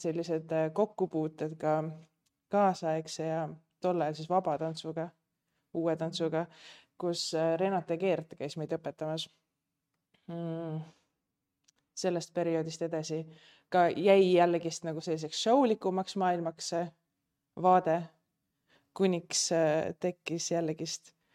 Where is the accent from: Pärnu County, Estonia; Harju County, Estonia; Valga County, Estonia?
Pärnu County, Estonia; Pärnu; moved away; mina olen pärnakas